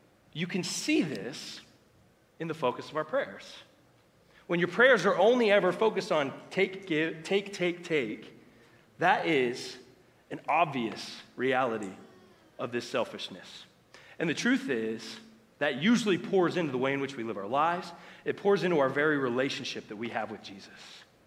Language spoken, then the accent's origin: English; United States; us as American Christians, because of our culture, what we have grown up